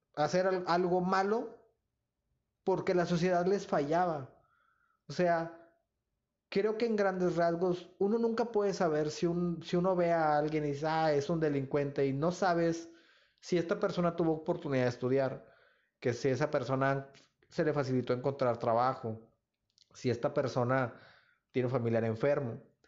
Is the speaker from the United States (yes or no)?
no; Nuevo Laredo, Tamaulipas, Mexico; moved away as an adult; yo no vivo en Nuevo Laredo, pero pues yo nunca pues como, bueno, nunca he negado mi, pues de, dónde vengo, ¿no? ¿Dónde nací?